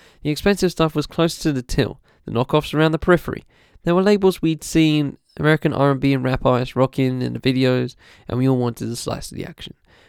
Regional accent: London, United Kingdom; When I was growing up in Lewisham, in London, there was always clothing brands

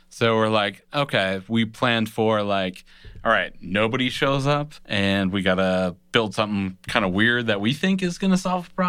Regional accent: Honduras; I'm from Honduras.

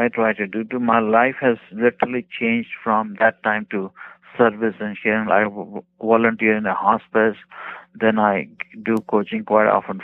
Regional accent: India; moved away as an adult; also born or lived in Bakersfield, California; now in United States

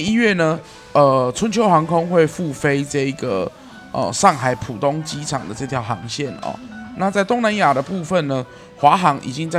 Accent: Kaohsiung, Taiwan; 我身为一个高雄人

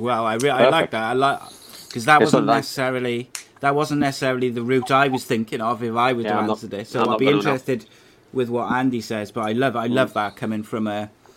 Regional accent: Wales, United Kingdom; a Welshman

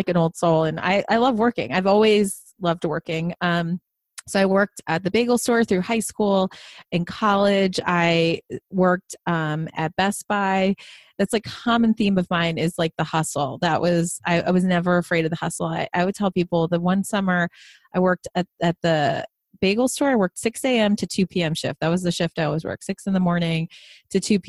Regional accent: Long Island, New York, United States; I grew up in a HUD house. So we were in low income housing on Long Island

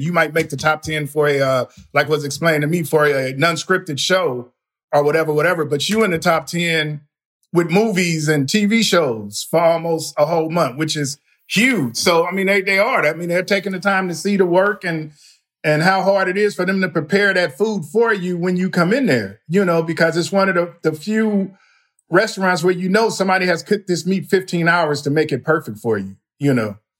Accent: Compton, California, United States; moved away as an adult; now in Texas, United States; I'm born and raised in Compton

